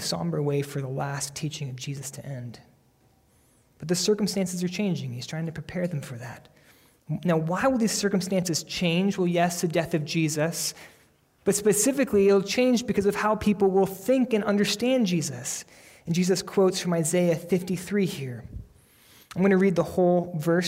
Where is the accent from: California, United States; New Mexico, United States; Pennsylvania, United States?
Pennsylvania, United States; I grew up in the Bible Belt of Pennsylvania, where there was a church on every corner